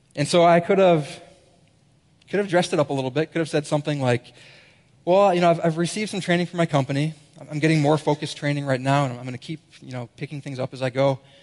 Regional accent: Minnesota, United States; moved away; I'm a Minnesotan as well, as we said up there, Minnesota.

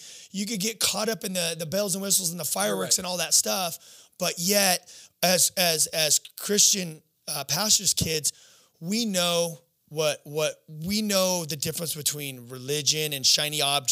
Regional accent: Southern California, United States; I'm a skateboarder from Southern California

